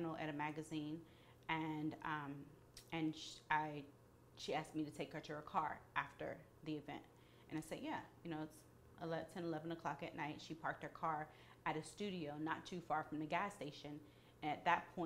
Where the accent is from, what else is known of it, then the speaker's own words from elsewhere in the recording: Atlanta, Georgia, United States; I'm from Atlanta